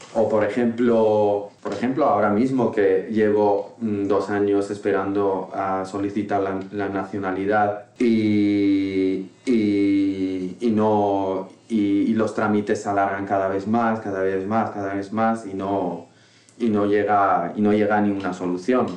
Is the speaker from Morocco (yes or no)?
yes; Tangier, Tanger-Tetouan-Al Hoceima, Morocco; first language Moroccan Arabic; Spanish is a second language; moved away as an adult; now in Madrid, Spain; nací en Tánger hace 37 años ya y, soy marroquí